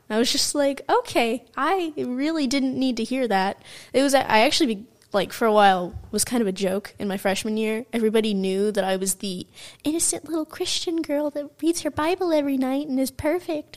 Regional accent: California, United States; also born or lived in Michigan; we moved to California from Michigan

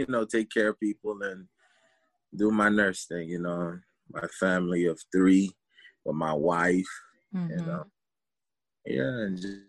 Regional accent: Deerfield Beach, Florida, United States; I usually go back and forth to Haiti, you know, and my family, but yeah, I was born here, you know, grew up in Deerfield, you know, and just grew up with a lot of Haitians, you know, Jamaicans and everybody around the corner

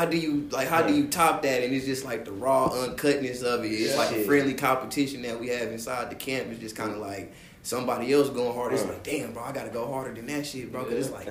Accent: Kansas City, Kansas, United States; I grew born up in Kansas City, Kansas, Wyandotte County.

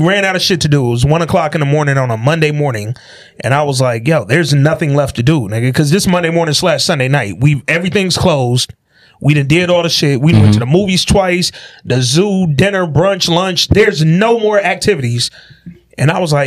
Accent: West Side, Curtis and Sorrento, Michigan, United States; also born or lived in Oak Park, Michigan; I'm a West Side nigga for real. Curtis and Sorrento.

